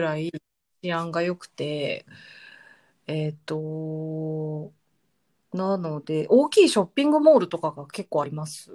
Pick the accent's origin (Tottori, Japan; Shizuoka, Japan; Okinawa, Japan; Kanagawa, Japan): Kanagawa, Japan; Yokohama; moved away as an adult; also born or lived in Sydney; now in Michigan, United States; 私、横浜の出身なので